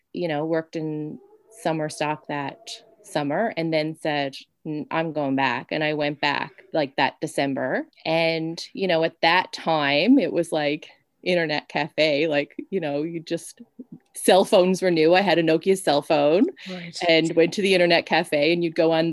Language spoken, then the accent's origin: English; Newfoundland and Labrador, Canada; I'm from a very isolated place. Like I'm from Newfoundland. I'm on an island and everything seems out of reach